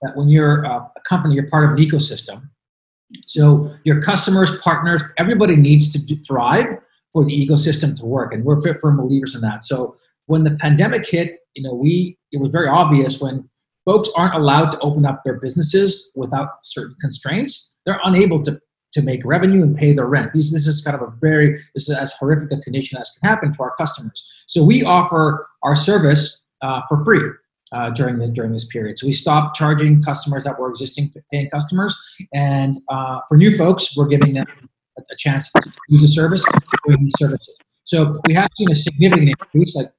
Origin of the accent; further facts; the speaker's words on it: Montreal, Quebec, Canada; also born or lived in New York; now in United States; where we're from, where Lex and I are from, which is Montreal.